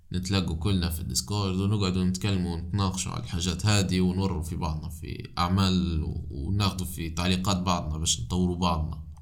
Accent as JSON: {"language": "Arabic", "country": "Libya", "said": "أنا من ليبيا"}